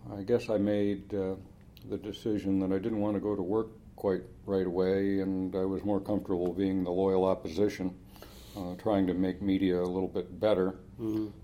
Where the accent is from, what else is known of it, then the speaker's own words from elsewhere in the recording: Los Angeles, California, United States; I grew up in Los Angeles in the shadow of Hollywood